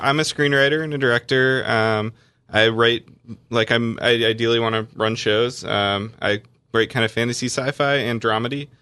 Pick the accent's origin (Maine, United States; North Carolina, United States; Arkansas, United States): North Carolina, United States; I grew up in North Carolina where it's a pretty Christian place